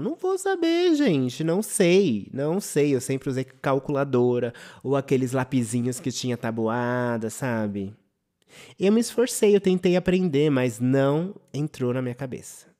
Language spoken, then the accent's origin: Portuguese; São Paulo, Brazil; De escola pública Júlio Mesquita, que era aqui no meu bairro do Butantã